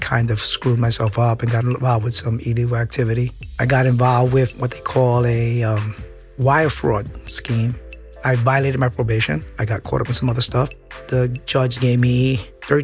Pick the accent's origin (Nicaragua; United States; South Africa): United States; New York City, New York; I'm from New York City, born and raised, Midtown Manhattan